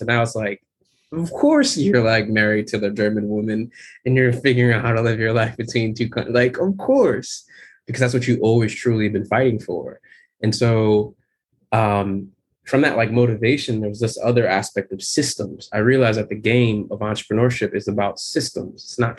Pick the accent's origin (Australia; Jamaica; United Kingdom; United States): Jamaica; The pure motivation is I'm Jamaican. I'm so damn Jamaican. My family came here in the 70s and they came here to rock hard.